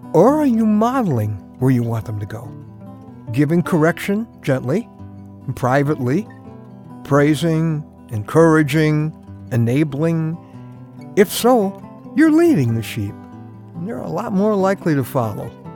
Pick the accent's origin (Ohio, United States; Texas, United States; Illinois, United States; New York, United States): Illinois, United States; Chicago; I grew up in Chicago